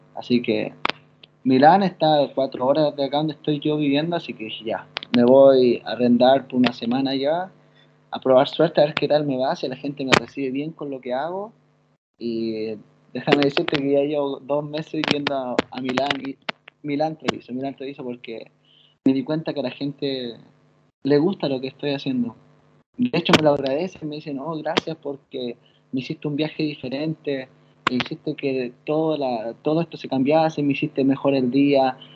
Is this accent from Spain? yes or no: no; Chile; accent: Chilean; moved away as an adult; now in Italy; en Chile, en mi país